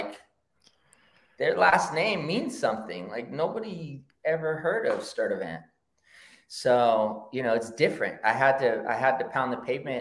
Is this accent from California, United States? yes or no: yes; Rancho Cucamonga, California, United States; also born or lived in Oakland, California; I grew up in the hood, and I grew up in San Gabriel Valley in Rancho Cucamonga